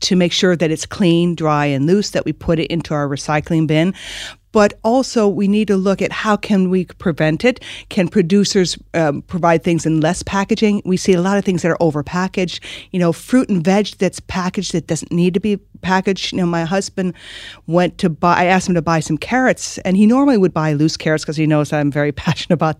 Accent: Michigan, United States; moved away as an adult; now in Ireland; growing up in Michigan

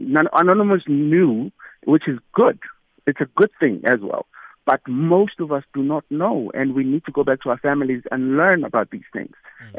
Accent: South Africa; We grew up, like me, for instance, I grew up in Ekasi, and my family never practiced into the Sintu or all of those things.

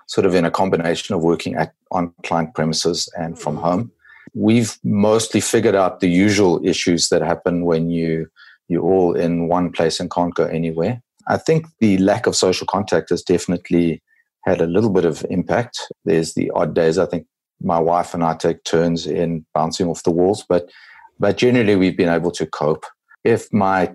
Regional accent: South Africa; also born or lived in KwaZulu-Natal Midlands; I'm a South African. I live in the country area of KwaZulu-Natal. We call it the Midlands

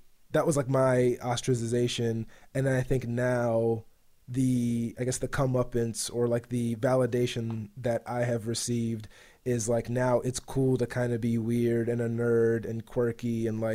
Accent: Baltimore, Maryland, United States; I grew up in, Baltimore, Maryland in the 90s

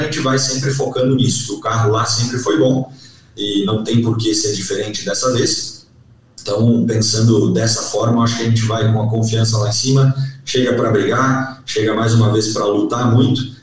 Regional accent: Pato Branco, Paraná, Brazil; also born or lived in Francisco Beltrão / Dois Vizinhos; eu nunca morei em Francisco Beltrão, mas me criei em Pato Branco

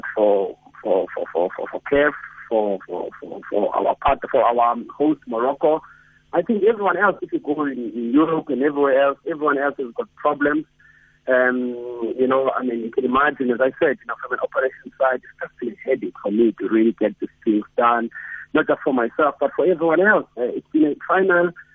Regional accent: South Africa; now in Egypt; I live in Egypt and I'm from South Africa

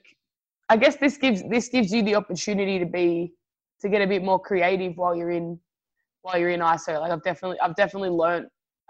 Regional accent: Australia; I'm Italian too, you know? I'm Italian Aussie, so we always look out for our own, you know?

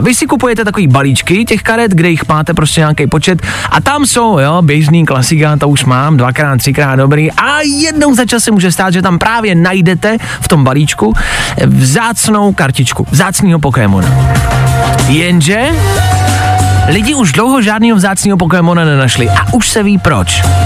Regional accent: Plzeň, Plzeň Region, Czechia; moved away; jsem z Plzně, tak někdy přijedu do Plzně

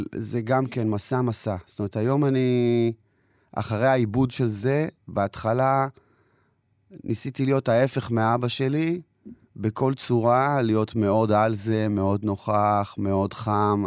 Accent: Kiryat Ata, Haifa District, Israel; also born or lived in Jerusalem, Israel; ונולדתי בירושלים לעולים חדשים מברית המועצות. אחר כך כבר עברו לקריית אתא

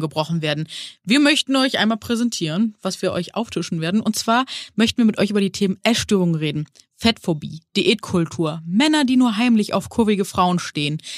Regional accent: Neuss, North Rhine-Westphalia, Germany; now in Hamburg, Germany; Ich bin aus Hamburg, ursprünglich in Nüss, also Neuss am Rhein, aufgewachsen.

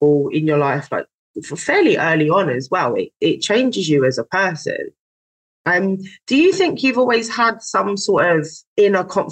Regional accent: London, United Kingdom; I was born in London. And so I'm used to there being lots of people

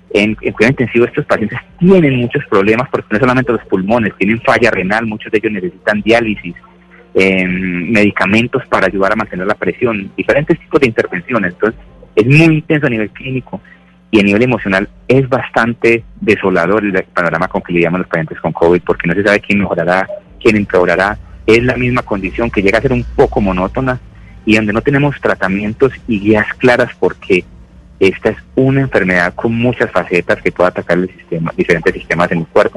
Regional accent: Medellín, Antioquia, Colombia; moved away as an adult; now in New York, United States; Yo soy de Medellín, eh, estudié medicina aquí en Medellín y viajé a Estados Unidos, donde llevo 14 años

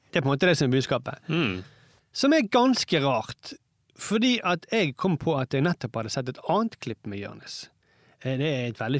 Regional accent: Iran; now in Norway; Så sier jeg jeg er fra Iran.

